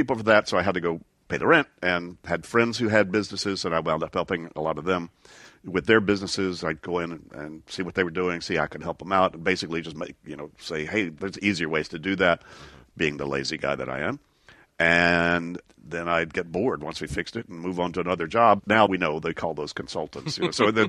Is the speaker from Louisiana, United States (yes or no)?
yes; Shreveport, Louisiana, United States; moved away as an adult; also born or lived in East Texas, United States; Well, I grew up first in East Texas for my first 6 years, and then Shreveport, Louisiana, until I went to college in Sarasota, Florida